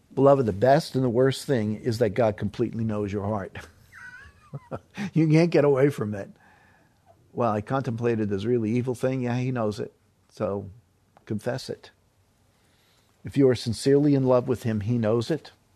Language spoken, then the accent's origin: English; New York City, New York, United States; moved away; I'm from New York City.